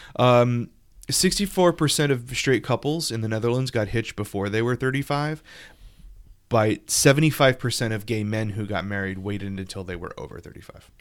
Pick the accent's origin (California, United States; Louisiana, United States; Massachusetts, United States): Louisiana, United States; my home state louisiana